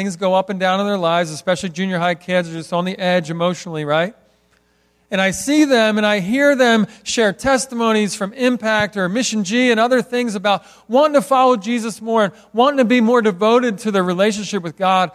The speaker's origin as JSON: {"language": "English", "town": "Philadelphia", "region": "Pennsylvania", "country": "United States", "tie": "born or raised there", "said": "I grew up in Philadelphia"}